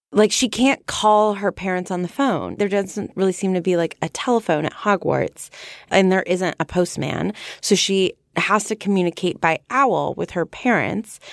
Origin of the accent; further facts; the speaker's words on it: United States; I'm from America